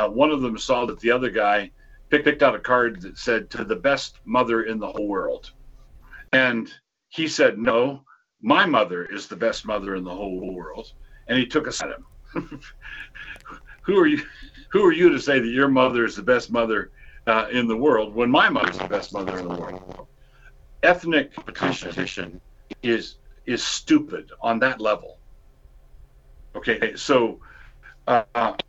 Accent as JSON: {"language": "English", "country": "United States", "tie": "born or raised there", "said": "I was born and raised in America"}